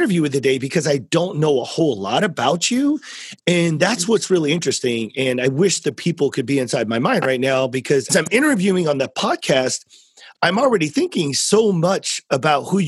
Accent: South Central Texas, United States; I'm from South Central Texas

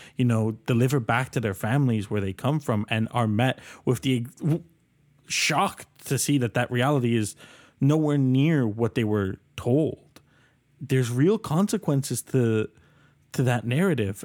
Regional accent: Colombia; now in Canada; I'm from Colombia originally

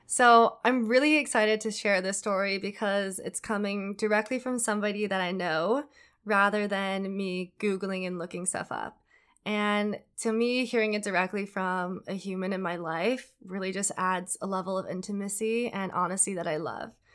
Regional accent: Minnesota, United States; I say that word weird because I'm from Minnesota

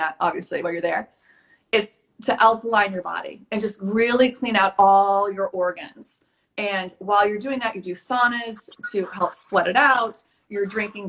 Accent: Texas, United States; also born or lived in Bodrum, Turkey; now in Washington, D.C., United States; I'm from Texas in the Midwest. I live in Washington, D.C.

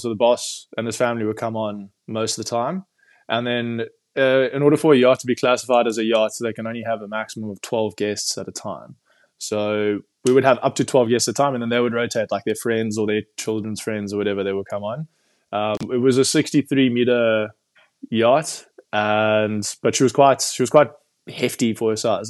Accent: Cape Town, Western Cape, South Africa; I'm from Cape Town originally

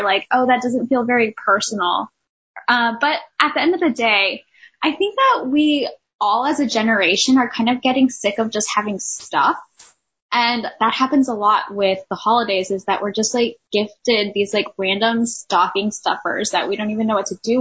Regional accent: Texas, United States; moved away; I'm from Texas originally

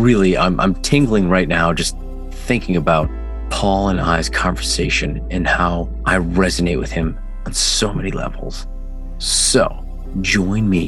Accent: Rhode Island, United States; accent: Mass Boston-y; now in Massachusetts, United States; I'm originally from Rhode Island, but currently living in Massachusetts.

